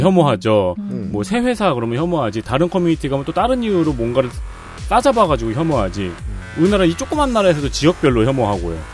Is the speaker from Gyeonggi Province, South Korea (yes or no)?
yes; Seongnam, Gyeonggi Province, South Korea; 전 특히 이제 성남에서 자랐잖아요